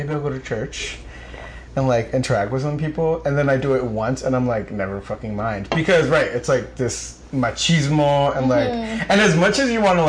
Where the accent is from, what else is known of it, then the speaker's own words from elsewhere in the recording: Rockland, New York, United States; I knew a lot of Central Americans growing up because of where I grew up in Rockland